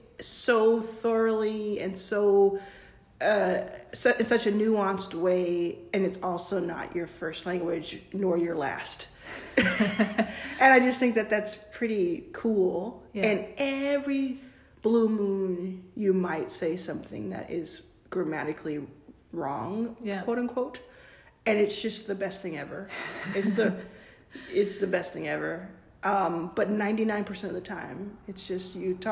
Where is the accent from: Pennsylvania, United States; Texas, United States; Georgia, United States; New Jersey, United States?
Texas, United States; now in California, United States; I grew up in Texas, mind you, and live in California